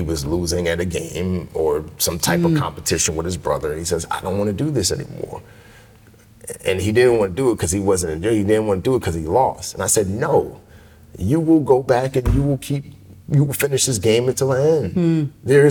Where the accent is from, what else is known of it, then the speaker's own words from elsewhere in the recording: New York City, New York, United States; also born or lived in Nigeria; growing up in the Bronx